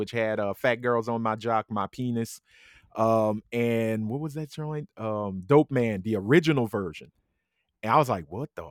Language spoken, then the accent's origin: English; Compton, California, United States; I'm from Compton. I'm from Compton, California. And this is what happens in Compton.